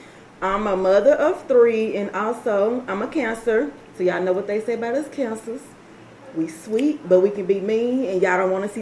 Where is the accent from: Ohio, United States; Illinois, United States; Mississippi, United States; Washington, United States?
Mississippi, United States; Jackson; I am from Jackson, Mississippi as well.